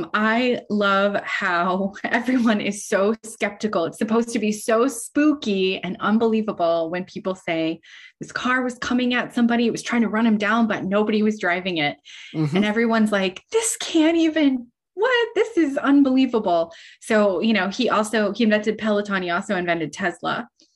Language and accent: English; Midwest, United States; I am a Midwesterner by birth and by most of my adult life.